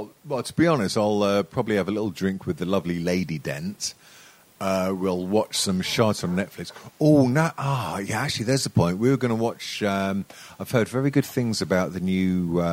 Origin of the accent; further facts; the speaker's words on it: England, United Kingdom; I'm English.